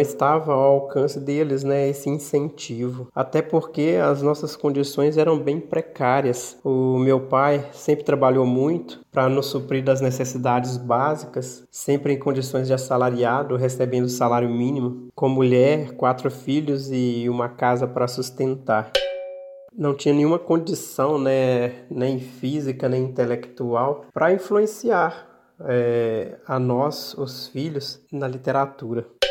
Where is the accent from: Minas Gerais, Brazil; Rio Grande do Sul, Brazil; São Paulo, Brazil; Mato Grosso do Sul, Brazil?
Minas Gerais, Brazil; Bela Vista de Minas; moved away as an adult; also born or lived in João Monlevade; now in Araxá, Brazil; Eu sou de Bela Vista de Minas, embora por mero acaso do destino eu tenha nascido em João Molevade